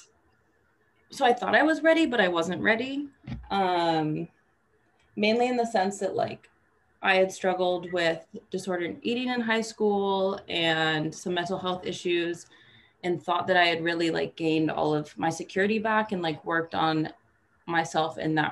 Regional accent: Vancouver, Washington, United States; moved away as an adult; now in Washington, D.C., United States; I'm originally from Vancouver, Washington

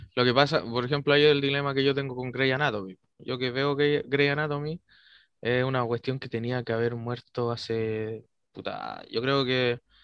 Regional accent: Chile; nuestra idiosincrasia como chilenos tiene un humor

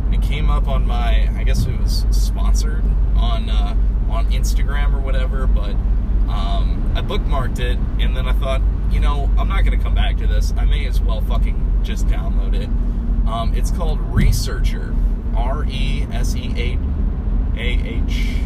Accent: Cape Girardeau, Missouri, United States; I'm on the go. I'm from Cape Girardeau, coming to St. Louis.

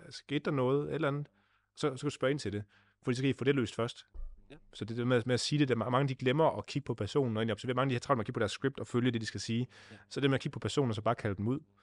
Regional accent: Denmark; hvor jeg kommer fra i Vestland

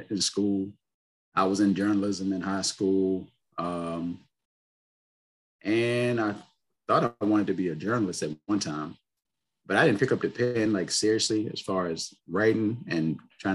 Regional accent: Richmond, Virginia, United States; I've lived in Virginia my whole life.

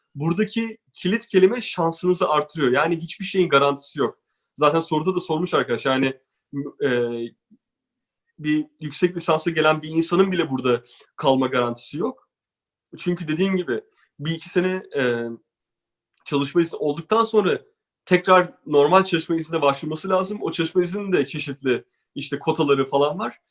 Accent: Turkey; moved away; biz Türkler olarak

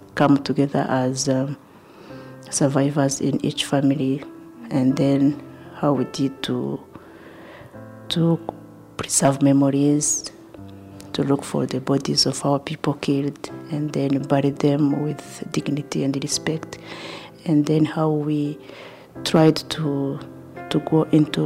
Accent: Kigali, Rwanda; I was born in Kibagabaga and grew up there

